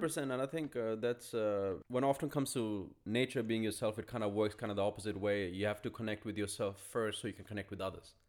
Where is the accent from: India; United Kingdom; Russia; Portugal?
India; this is me being Indian